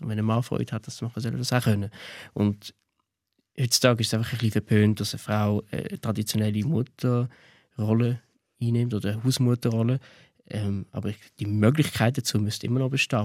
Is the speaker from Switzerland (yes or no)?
yes; Switzerland; Ich bin Schweizer.